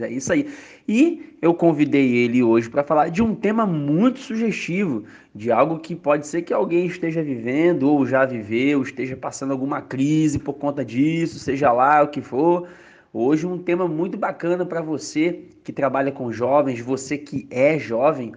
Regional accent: Rio de Janeiro, Brazil; moved away as an adult; now in São Paulo, Brazil; O Edson agora tá morando na Bahia, eu tô morando em São Paulo e nós somos cariocas

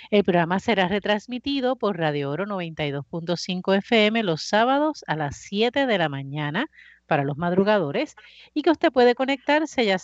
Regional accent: Bayamón, Puerto Rico; now in Cataño, Puerto Rico; Ah, Ave María, excelente pueblo, el mejor pueblo, yo soy de ahí.

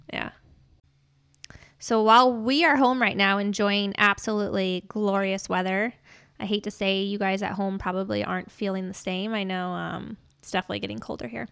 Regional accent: St. Louis, Missouri, United States; moved away; my hometown in Saint Louis

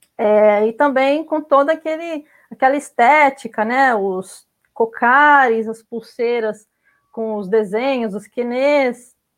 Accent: Brazil; also born or lived in Mexico City, Mexico / Rio de Janeiro, Brazil; Eu sou brasileira

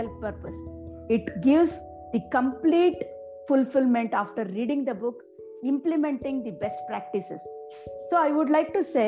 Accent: Bangalore, Karnataka, India; from Bangalore. I have born and brought up in a small middle-class family

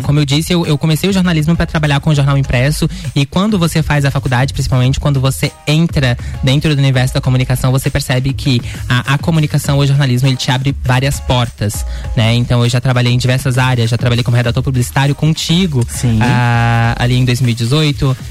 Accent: interior of Minas Gerais, Brazil; moved away as an adult; now in Lages, Brazil; eu sou de natural de Minas Gerais. Faz cinco anos que eu tô morando uhum. aqui. Eu uhum. vim do interior de Minas Gerais para cursar jornalismo aqui uh, em Lages

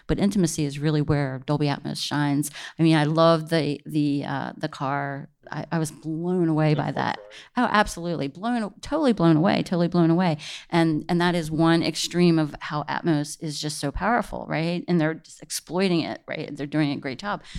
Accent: Washington, District of Columbia, United States; I'm from the East Coast, from the D C area

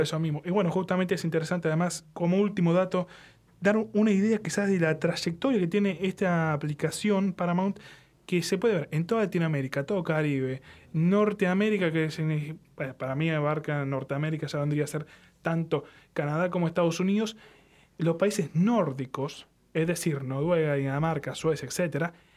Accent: Argentina; somos argentinos

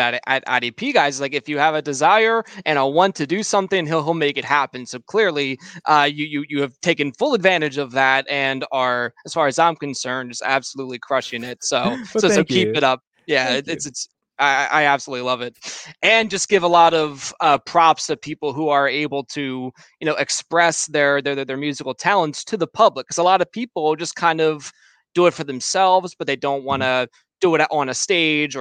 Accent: outside of Philadelphia, Pennsylvania, United States; I'm from outside of Philadelphia

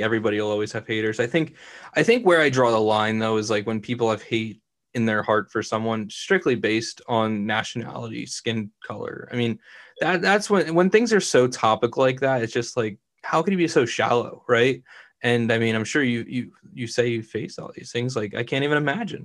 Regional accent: Vineland, New Jersey, United States; I'm born and bred in Vineland, New Jersey. Haven't moved my whole life.

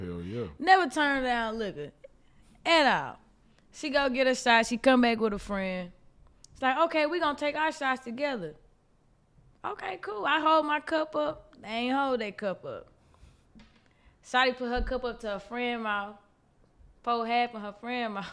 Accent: Houston, Texas, United States; I'm from Acres Home, I'm a North Side baby

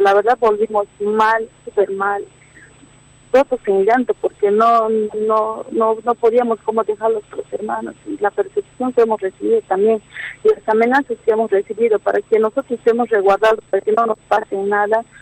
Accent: Bolivia; en nuestro pueblo boliviano

